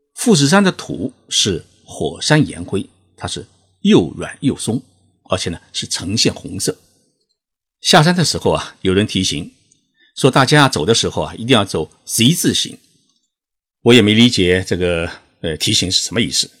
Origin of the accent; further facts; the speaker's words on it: China; 他们得知我是中国人